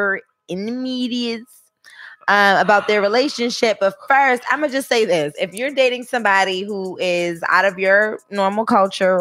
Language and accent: English; Boston, Massachusetts, United States; I'm from Dorchester